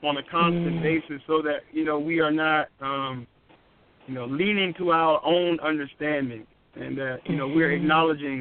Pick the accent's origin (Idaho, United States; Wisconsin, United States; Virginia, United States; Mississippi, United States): Virginia, United States; Charlottesville; our town where I grew up in Charlottesville, Virginia